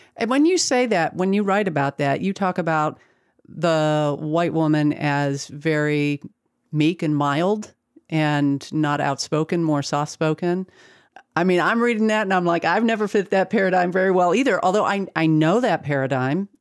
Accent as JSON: {"language": "English", "region": "the North", "country": "United States", "tie": "born or raised there", "said": "I grew up in the North"}